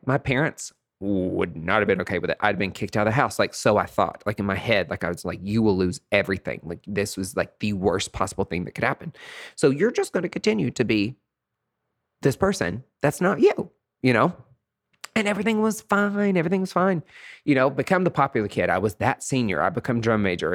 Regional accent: East Tennessee, United States; moved away; I'm away from East Tennessee

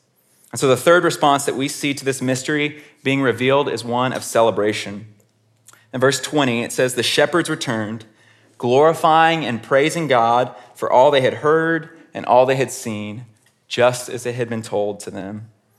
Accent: Houston, Texas, United States; I grew up in Houston, Texas, which is about an hour away from College Station, Texas.

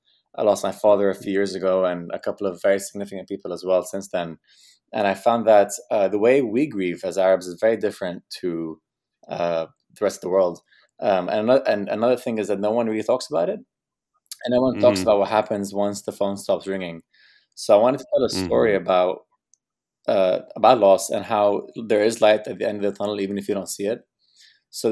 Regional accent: Saudi Arabia; Originally Palestinian, so I'm a third culture kid through and through. But obviously, growing up in Saudi Arabia, having that be a part of who I am.

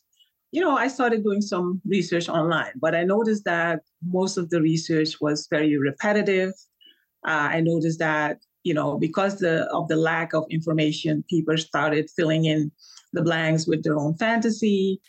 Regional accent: Suriname; I mentioned that I was from Suriname.

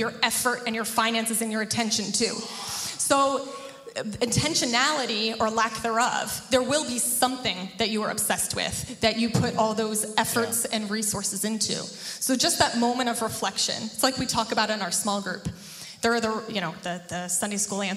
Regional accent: New Jersey, United States; I grew up in New Jersey, the land of diner coffee

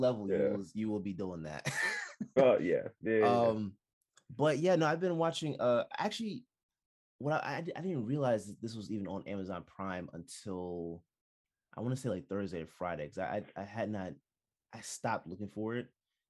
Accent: Jamaica; I'm Jamaican

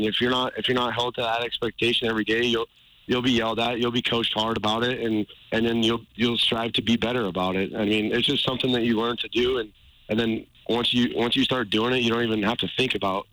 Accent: Montana, United States; we're all from Montana

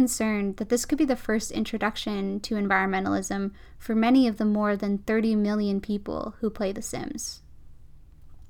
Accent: around Vancouver, British Columbia, Canada; Growing up around Vancouver

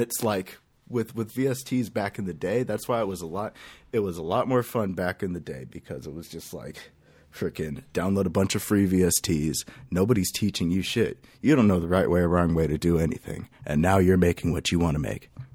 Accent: Lake Elsinore, California, United States; now in Temecula, United States; I come from California. I, uh, I, I really, really come from Lake Elsinore. I, then I moved over to Temecula, and that's where I'm chilling

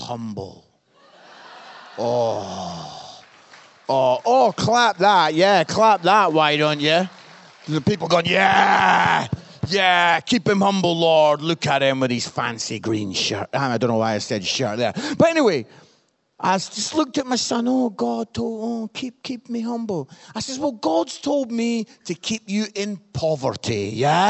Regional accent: Scotland, United Kingdom; I'm Scottish

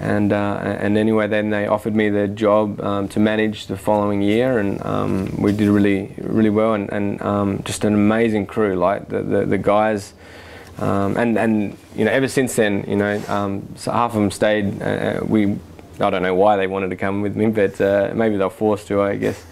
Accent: Australia; moved away as an adult; now in Oregon, United States; me being classic Australian

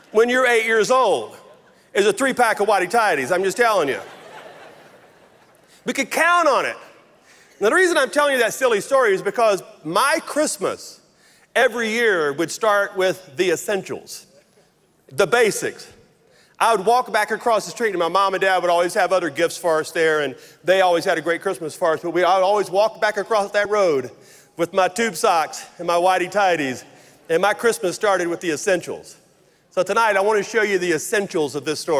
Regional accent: Logansport, Louisiana, United States; moved away; you may know this from my accent, but I grew up in very rural North Louisiana. 5 miles off the Marshall Highway outside of Logansport, Louisiana, is where I was born and raised

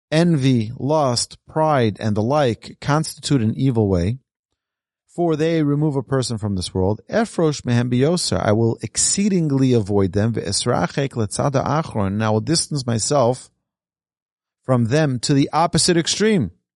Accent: New York City, New York, United States; Growing up in Brooklyn, we were recipients of a lot of abuse

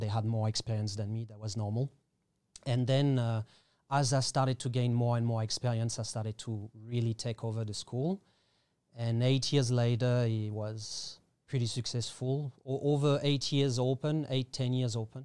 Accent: Paris, Île-de-France, France; English is a second language; moved away as an adult; also born or lived in Australia / Thailand; now in Koh Tao, Thailand; I was born in Paris

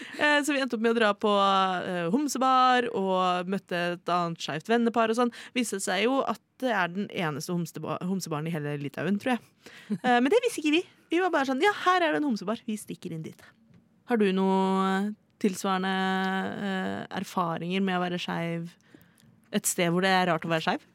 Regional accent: Oslo, Norway; Jeg er født og oppvokst i Oslo

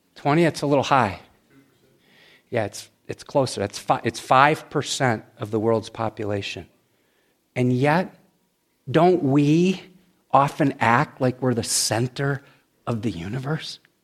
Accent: United States; we as American Christians

